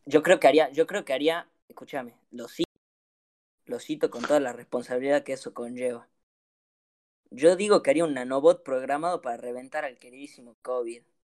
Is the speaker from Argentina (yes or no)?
yes; Argentina; somos argentinos